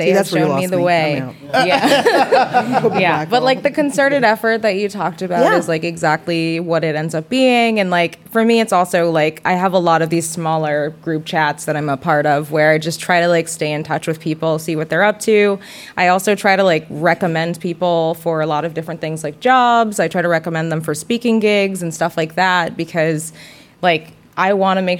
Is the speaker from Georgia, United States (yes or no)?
no; New York City, New York, United States; I'm from the Bronx